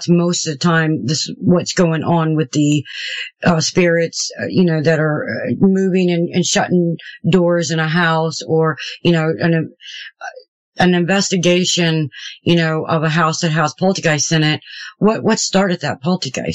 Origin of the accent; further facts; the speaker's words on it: Houston, Texas, United States; moved away; also born or lived in Maryland / Shepherdstown; I was raised in Houston, Texas. I was a Southern Baptist. And then when I moved back to Maryland where I was born